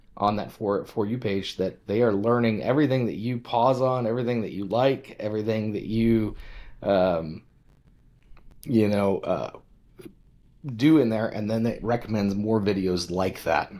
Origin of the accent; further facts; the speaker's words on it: western Nebraska, United States; I grew up in, uh, big small town living in western Nebraska